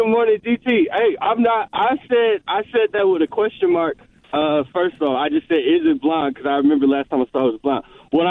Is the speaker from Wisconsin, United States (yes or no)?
yes; Oak Creek, Wisconsin, United States; moved away as an adult; also born or lived in Washington, D.C.; I grew up in Oak Creek, Wisconsin, right? Very white place. It's a little blacker now. And then I went to Howard University, graduated from there.